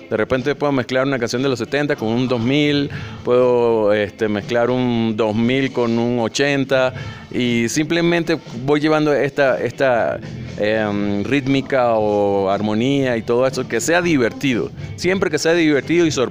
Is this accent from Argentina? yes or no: no; Venezuela; Me gusta meterle mucho el afrolatino, el, el, caribeño, porque soy venezolano, entonces tengo mucho tambor de la costa